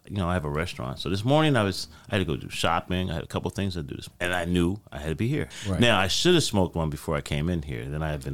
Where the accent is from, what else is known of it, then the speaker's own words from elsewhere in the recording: Sicklerville, New Jersey, United States; moved away as an adult; also born or lived in Los Angeles; now in Trenton, United States; I'm from Sicklerville, New Jersey.